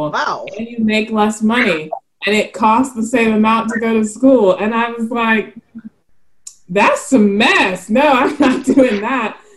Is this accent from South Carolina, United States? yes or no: yes; South Carolina, United States; also born or lived in Montgomery, Alabama; I was born in Montgomery, Alabama, but I say I'm from South Carolina because that's where I spent the most time. And um, my dad is from Myrtle Beach, South Carolina, so I grew up fishing with him.